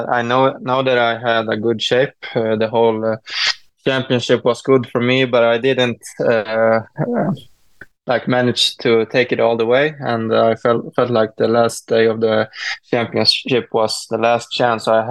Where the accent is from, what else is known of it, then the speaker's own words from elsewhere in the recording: Sweden; I'm a skier from Sweden